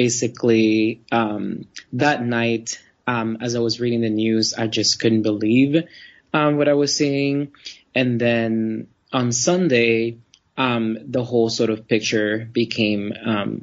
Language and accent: English; Florida, United States; Even though I grew up in Florida, the trip was a luxury because I grew up poor